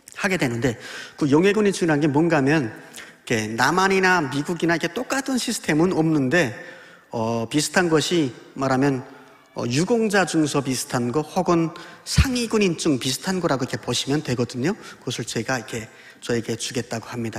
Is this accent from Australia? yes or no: no; Pyongyang, North Korea; moved away as an adult; now in Daejeon, South Korea; 저는 북한에서 태어나 29년을 살다가 8년 전 대한민국에 온 탈북민 신학생